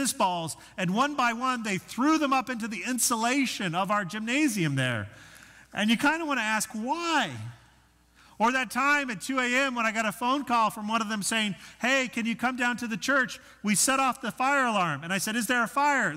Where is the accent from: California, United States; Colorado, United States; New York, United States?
Colorado, United States; Denver; moved away as an adult; also born or lived in Arkansas; Arkansas was a very different culture than the one that I grew up in Denver